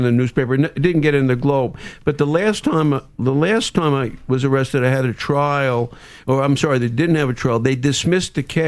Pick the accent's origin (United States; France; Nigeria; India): United States; New York City, New York; moved away; also born or lived in New Jersey; I grew up in Brooklyn and then New Jersey